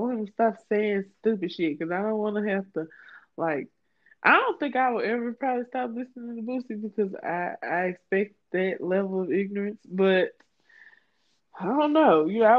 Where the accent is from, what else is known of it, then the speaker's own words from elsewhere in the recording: Louisiana, United States; I am from Louisiana